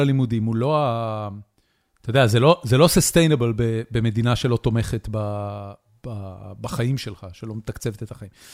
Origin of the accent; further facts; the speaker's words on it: Haifa, Haifa District, Israel; אני אה, חיפאי